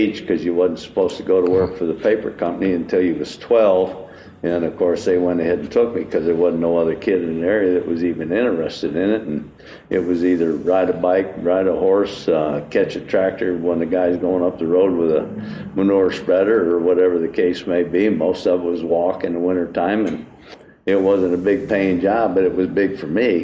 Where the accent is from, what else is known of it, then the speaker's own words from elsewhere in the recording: Chenango Bridge, New York, United States; moved away as an adult; also born or lived in Connecticut; I grew up in a little town by the name of Shenango Bridge, which is north of Binghamton, New York